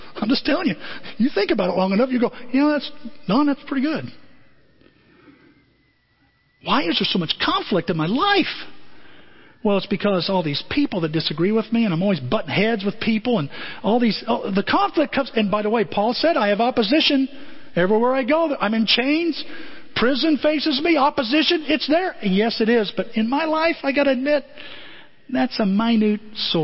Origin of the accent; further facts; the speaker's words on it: United States; as Americans